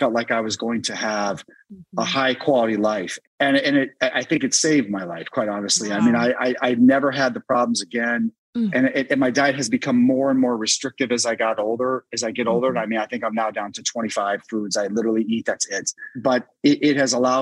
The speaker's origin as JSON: {"language": "English", "town": "Washington", "region": "District of Columbia", "country": "United States", "tie": "born or raised there", "said": "my hometown of DC"}